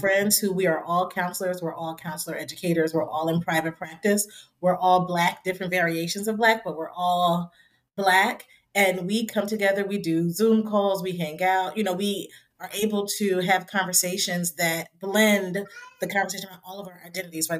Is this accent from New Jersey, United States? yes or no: yes; Trenton, New Jersey, United States; my hometown of Trenton, New Jersey